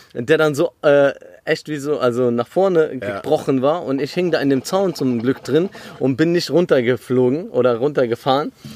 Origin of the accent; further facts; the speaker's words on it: Krombach, Germany; moved away; ich bin in Krombach aufgewachsen.